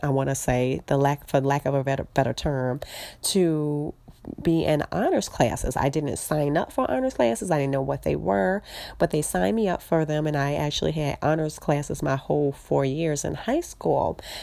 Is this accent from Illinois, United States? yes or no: yes; Chicago, Illinois, United States; I'm in Chicago